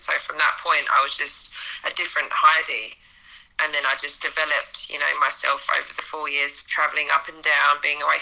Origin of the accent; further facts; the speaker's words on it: Essex, East of England, United Kingdom; moved away as an adult; also born or lived in Japan; now in United States; So I'm from Essex, Greater London